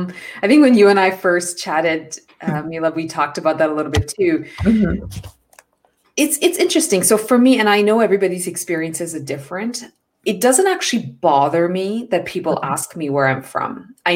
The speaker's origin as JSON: {"language": "English", "country": "India", "tie": "born there", "also_born_or_lived": "Middle East", "said": "So growing up, I mentioned I was born in India, but I lived in the Middle East, which meant that I actually was living with a lot of international communities."}